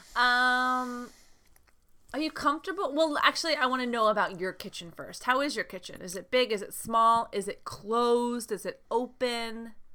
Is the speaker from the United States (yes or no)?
yes; United States; I am from the United States